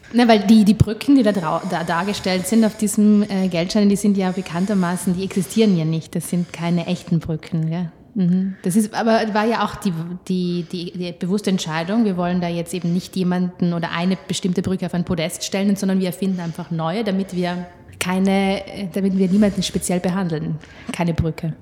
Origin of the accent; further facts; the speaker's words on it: South Tyrol, Trentino-Alto Adige, Italy; ich komme aus Südtirol und wir hatten damals auch Lire